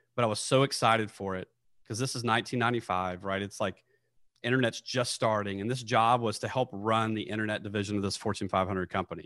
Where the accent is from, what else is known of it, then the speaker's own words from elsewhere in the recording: Nashville, Tennessee, United States; moved away; I'm from Nashville, Tennessee